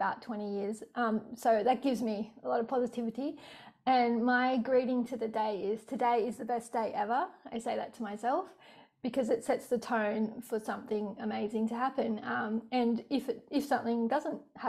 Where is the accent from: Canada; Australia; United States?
Australia; Sydney, New South Wales; I grew up in Sydney, born in Rockdale